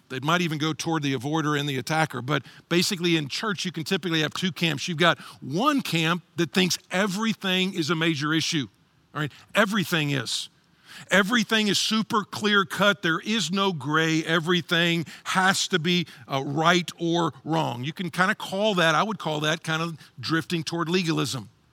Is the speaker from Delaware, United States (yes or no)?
no; Texas, United States; I'm from Texas, and tumbleweed's big out there.